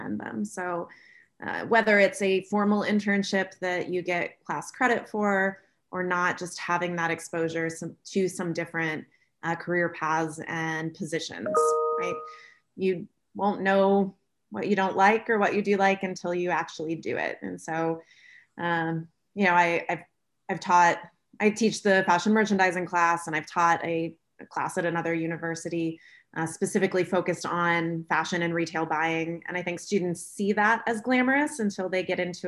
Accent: Florida, United States; moved away as an adult; also born or lived in Auburn, Alabama; from what I thought was a fairly culturally diverse city in Florida

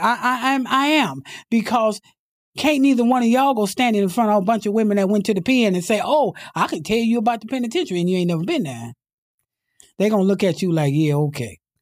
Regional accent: Imperial Valley, California, United States; also born or lived in San Diego; I came from the Imperial Valley, that's where I was born and raised

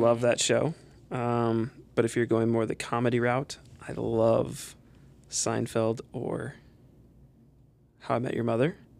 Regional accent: Perrysburg, Ohio, United States; I'm originally from Perrysburg

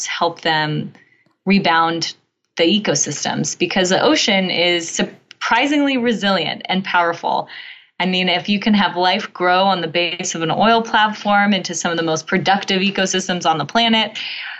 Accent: California, United States; I grew up in California

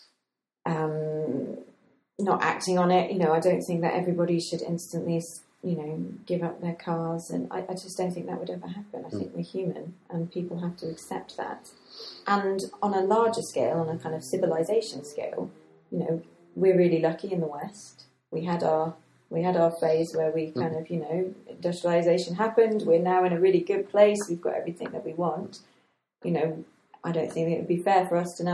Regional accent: Gibraltar; moved away; I grew up in Gibraltar

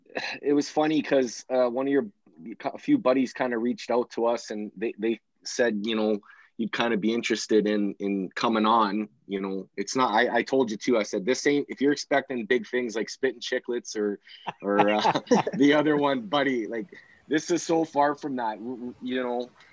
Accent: Edmonton, Alberta, Canada; we're from Millwoods

